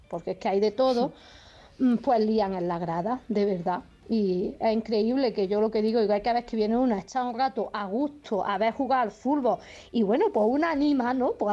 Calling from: Granada, Andalusia, Spain; Buenos días, soy Madre de Granada.

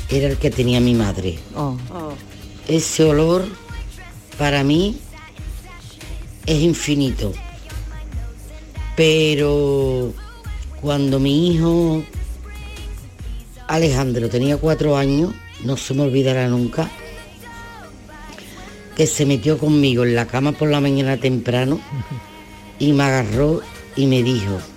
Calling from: Seville, Andalusia, Spain; de Sevilla, del Cerro del Águila.

